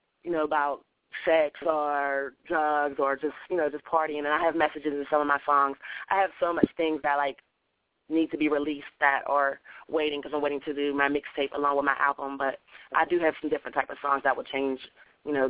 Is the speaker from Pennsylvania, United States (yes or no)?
yes; Pittsburgh, Pennsylvania, United States; now in Atlanta, United States; I'm from Pittsburgh, Pennsylvania, actually, but I'm living in the ATL now